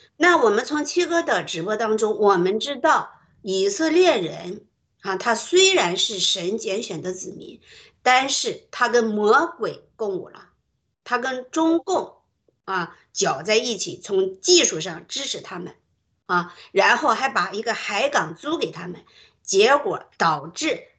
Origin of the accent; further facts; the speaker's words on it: Shandong, China; 我是山东人